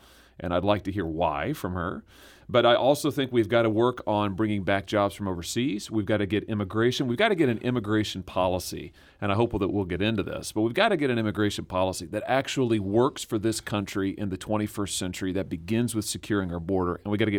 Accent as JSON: {"language": "English", "town": "Lexington", "region": "Missouri", "country": "United States", "tie": "born or raised there", "said": "The middle-class way of life that I grew up with in Lexington, Missouri, that has sustained our state and our families"}